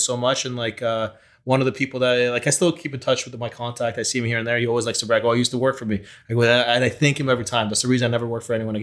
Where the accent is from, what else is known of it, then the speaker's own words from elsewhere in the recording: Canada; English is a second language; also born or lived in Ukraine / Israel; moved to Canada when I was 8 years old